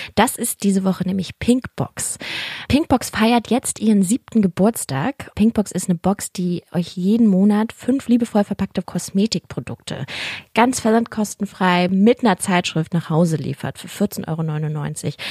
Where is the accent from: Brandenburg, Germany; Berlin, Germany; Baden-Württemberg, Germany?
Berlin, Germany; ich bin ja auch Berlinerin